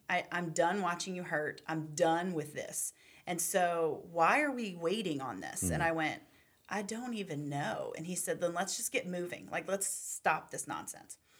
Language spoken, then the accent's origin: English; Charlottesville, Virginia, United States; I grew up in Charlottesville, Virginia